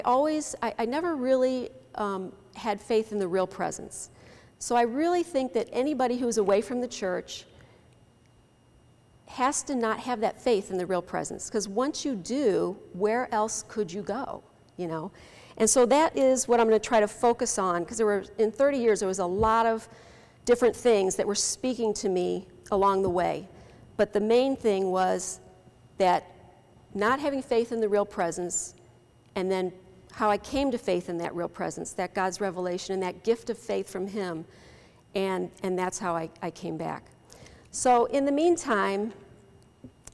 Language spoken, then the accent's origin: English; University City, Missouri, United States; also born or lived in Florissant; I grew up in St. Patrick in University City, went to that grade school for 8 years